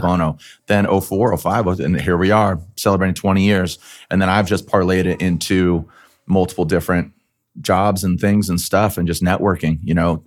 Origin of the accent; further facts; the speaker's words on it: San Diego, California, United States; also born or lived in Arizona; I grew up in San Diego